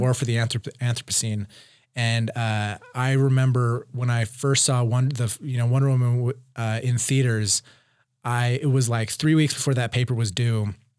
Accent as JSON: {"language": "English", "town": "Provo", "region": "Utah", "country": "United States", "tie": "born or raised there", "said": "I grew up in Provo on, in the foothills of Wye Mountain."}